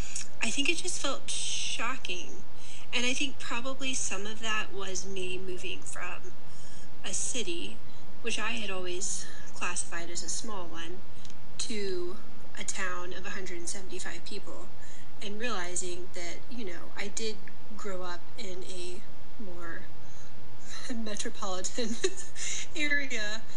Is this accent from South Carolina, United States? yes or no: yes; South Carolina, United States; moved away as an adult; also born or lived in Virginia; now in Mississippi, United States; I was born in Virginia, grew up in South Carolina, and then moved to Mississippi